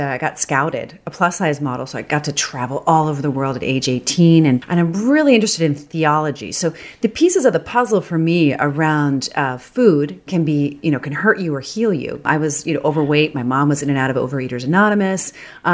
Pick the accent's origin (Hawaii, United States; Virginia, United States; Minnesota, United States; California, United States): Virginia, United States; Northern; I grew up in Northern Virginia outside of Washington, D.C.